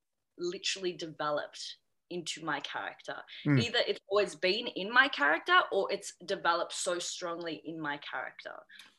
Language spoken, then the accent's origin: English; Australia; also born or lived in China; I'm an Australian Chinese adoptee who's been adopted, or who was adopted at the age of 3